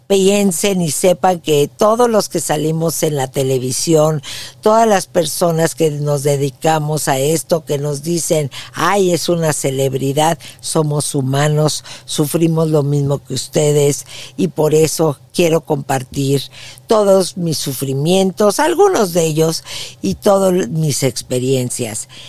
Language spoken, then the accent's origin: Spanish; Mexico City, Mexico; moved away as an adult; now in San Antonio, United States; Yo nací en la Ciudad de México y fui una niña muy feliz